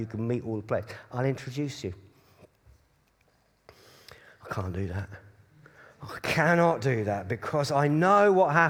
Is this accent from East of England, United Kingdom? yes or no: yes; Cambridge, East of England, United Kingdom; I was brought up in Cambridge